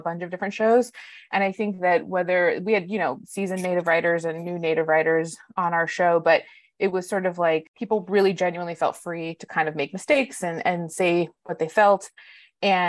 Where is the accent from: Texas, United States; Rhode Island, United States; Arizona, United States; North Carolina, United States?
Arizona, United States; Tucson; moved away; I grew up in Tucson, Arizona